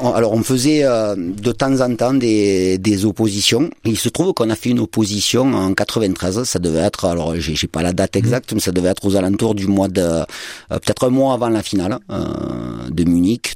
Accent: Marseille, Provence-Alpes-Côte d'Azur, France; en tant que latéral gauche et en tant que Marseillais

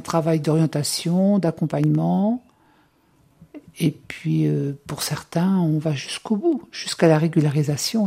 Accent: Bourges, Centre-Val de Loire, France; also born or lived in Normandy; j'ai grandi à Bourges. Donc j'ai fait toute ma scolarité à Bourges

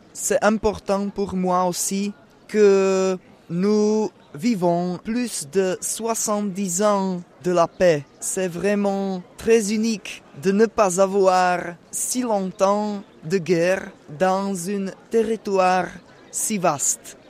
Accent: Olomouc, Olomouc Region, Czechia; French is a second language; moved away; je viens de la République tchèque, de la ville qui s'appelle Olomouc

